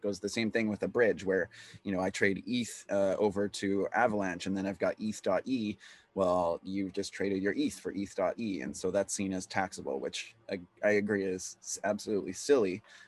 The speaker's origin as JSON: {"language": "English", "country": "Canada", "said": "And so as a Canadian, what you have to keep is your records for 7 years."}